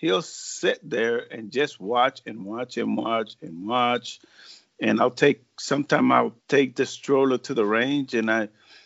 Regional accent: Puerto Rico; moved away; I'm originally from Puerto Rico.

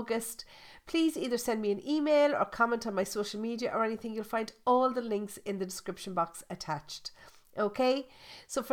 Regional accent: Ireland; I'm Irish. I was born, bred and buttered in Ireland. I still live in Ireland

